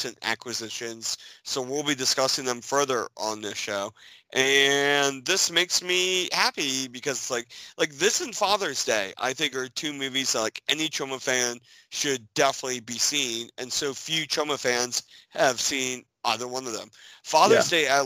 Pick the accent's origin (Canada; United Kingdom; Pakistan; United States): United States; me being an American